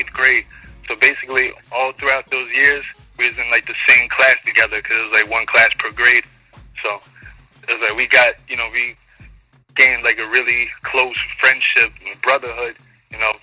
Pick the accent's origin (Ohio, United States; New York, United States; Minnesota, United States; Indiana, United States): New York, United States; New York City; I was born and raised in Queens, so I'm a Queens native.